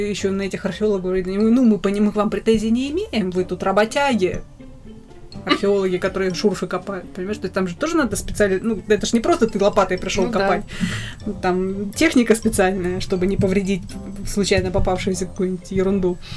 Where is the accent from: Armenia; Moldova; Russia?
Russia; Rostov-on-Don, Rostov Oblast; moved away as an adult; also born or lived in Minsk, Belarus; Я не из Ростовской ну, области, что? я родилась в Минске. Ну, не, Но ну, ну в Ростове я прожила большую часть своей